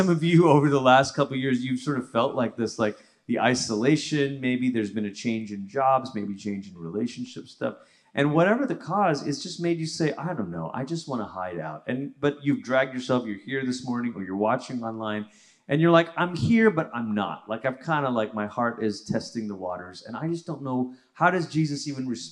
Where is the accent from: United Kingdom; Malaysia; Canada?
Malaysia; moved away as an adult; also born or lived in Portland, Oregon / Tulsa, Oklahoma; now in United States; I grew up in Malaysia. That's where I'm from originally.